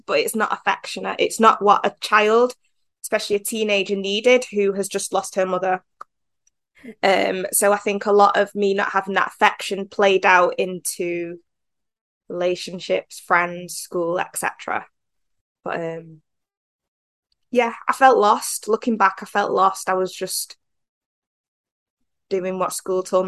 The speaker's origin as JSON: {"language": "English", "town": "Manchester", "region": "North West England", "country": "United Kingdom", "tie": "born or raised there", "said": "I'm from England, Manchester to be precise."}